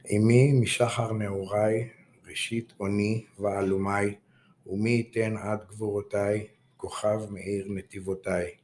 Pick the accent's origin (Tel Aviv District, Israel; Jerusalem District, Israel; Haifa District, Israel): Tel Aviv District, Israel; Tel Aviv; אני יליד הארץ, דור רביעי, אה. תל אביבי במקור, בשורשים.